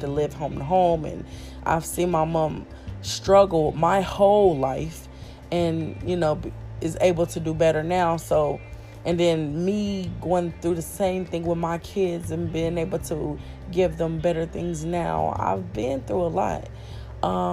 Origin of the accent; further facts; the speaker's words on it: Kansas City, Kansas, United States; moved away; I born and raised in Kansas City, Kansas, Wyandotte County.